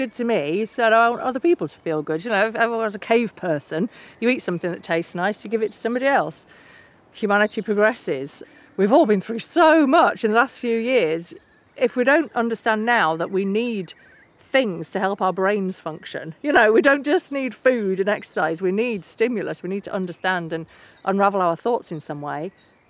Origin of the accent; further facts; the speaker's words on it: England, United Kingdom; But it's so hard to be proud of where you're from, especially with England and the whole colonialist narratives around it.